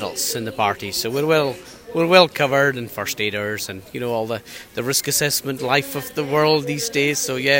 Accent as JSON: {"language": "English", "area": "South Uist", "region": "Scotland", "country": "United Kingdom", "said": "I'm from South Uist"}